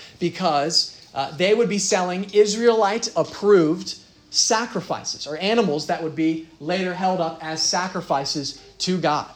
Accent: Dublin, Ohio, United States; I'm from Dublin, Dublin, Ohio.

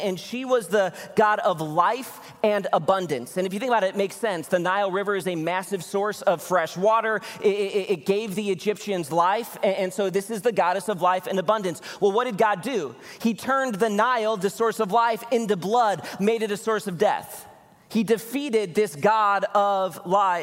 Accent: Chicago, Illinois, United States; moved away; I'm from Chicago originally

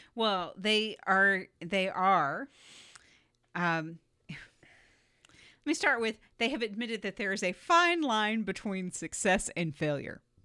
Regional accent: Southeast Florida, United States; moved away; I grew up in Florida

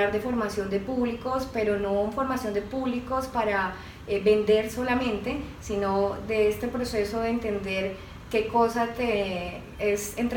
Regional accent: Cali, Valle del Cauca, Colombia; now in Bogotá, Colombia; yo soy caleña, pero vivía hace muchos años en Bogotá.

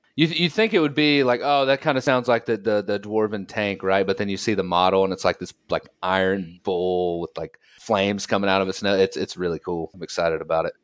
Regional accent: United States; moved away as an adult; also born or lived in Colorado; now in Germany; I live in Germany now, Pat. I was, uh, I'm, I'm an American

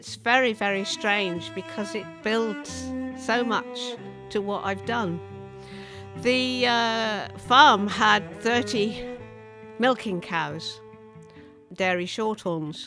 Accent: Kentmere, North West England, United Kingdom; also born or lived in Ireland; we went to live in the Lake District. We went to live in Kentmere, and I was about eight

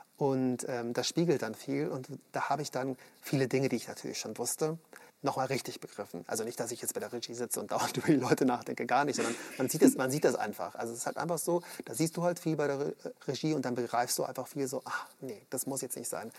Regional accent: Munich, Bavaria, Germany; ich komme aus München

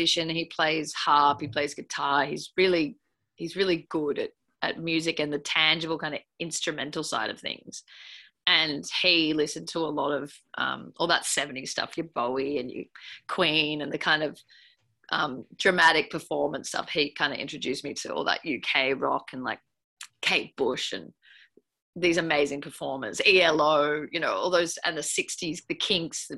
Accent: Byron Bay, New South Wales, Australia; I grew up partly in Byron Bay

